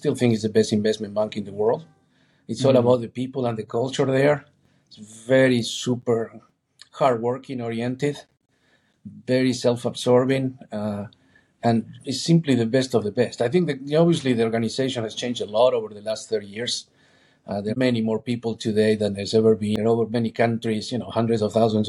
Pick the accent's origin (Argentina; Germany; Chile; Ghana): Argentina; moved away; I'm originally from Argentina